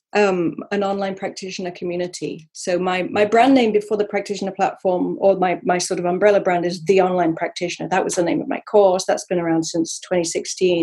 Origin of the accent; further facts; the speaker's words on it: Sherwood Forest, East Midlands, United Kingdom; I'm from Sherwood Forest, Robin Hood country.